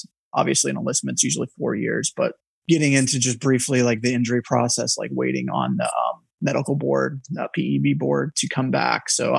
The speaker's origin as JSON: {"language": "English", "region": "Ohio", "country": "United States", "moved": "yes", "lives_now": "North Carolina, United States", "said": "I'm in North Carolina. I'm originally from Ohio, but it's not Ohio weather here, which is great. Yeah. That's why we moved."}